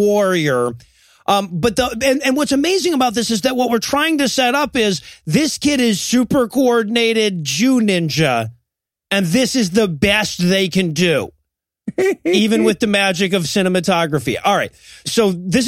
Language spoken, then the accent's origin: English; Georgia, United States; I grew up in Georgia